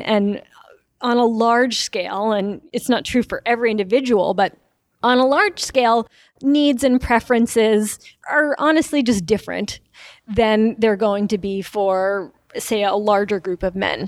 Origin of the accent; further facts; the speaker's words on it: New York, United States; moved away as an adult; also born or lived in Wisconsin; I grew up in New York